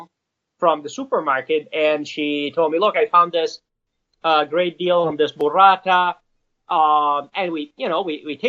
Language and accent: English; northern Italy, Italy; moved away as an adult; also born or lived in Pisa, Italy; now in Los Angeles, United States; I went to college in Pisa, in Tuscany. But originally I'm from Northern Italy